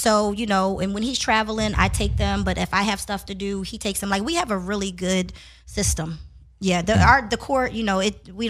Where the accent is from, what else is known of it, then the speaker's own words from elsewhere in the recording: Philadelphia, Pennsylvania, United States; now in Los Angeles, United States; I'm from Philly.